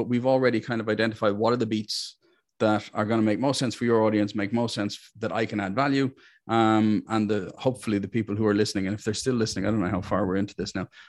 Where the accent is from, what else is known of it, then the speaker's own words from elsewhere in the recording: Ireland; Look, I'm Irish.